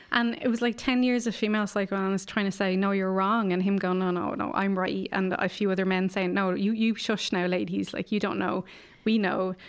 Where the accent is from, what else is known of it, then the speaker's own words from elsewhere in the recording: Ireland; growing up in Ireland